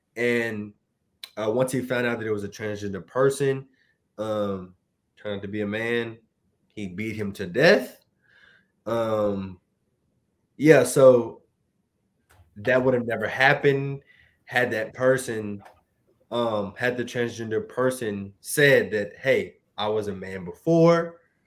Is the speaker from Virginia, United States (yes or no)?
yes; Virginia, United States; I'm from Virginia